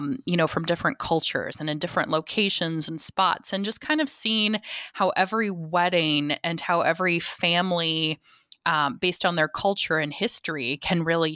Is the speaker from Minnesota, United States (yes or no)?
no; South Dakota, United States; No, I'm actually South Dakotan. So I grew up in South Dakota and my husband was military.